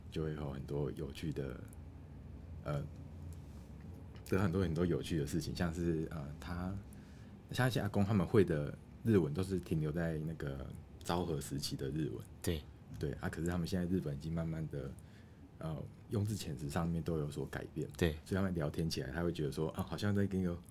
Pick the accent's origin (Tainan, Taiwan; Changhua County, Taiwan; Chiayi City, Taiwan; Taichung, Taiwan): Tainan, Taiwan; 像我从小到大都在台南长大